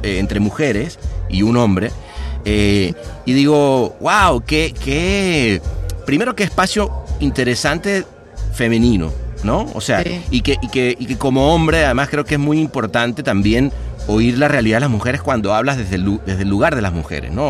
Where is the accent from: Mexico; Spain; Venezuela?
Venezuela; yo siendo venezolano crecí en una Venezuela